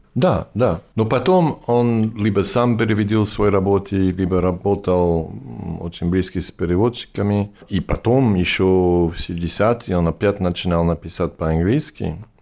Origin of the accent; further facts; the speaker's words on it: France; first language English; Russian is a second language; also born or lived in New York, United States; now in Barcelona, Spain; Мы мигрировали во Францию, когда я был ребенок. И вот, я вырос во Франции